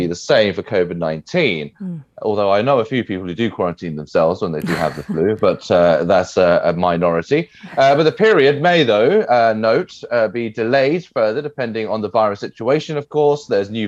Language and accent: English; England, United Kingdom; moved away; I'm from England